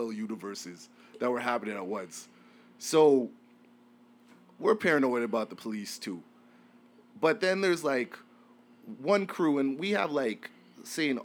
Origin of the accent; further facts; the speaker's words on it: Winnipeg, Manitoba, Canada; moved away; I'm from Winnipeg.